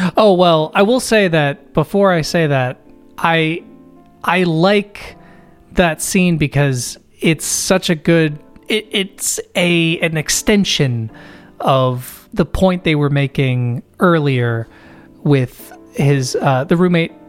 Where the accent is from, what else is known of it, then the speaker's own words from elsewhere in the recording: United States; I'm American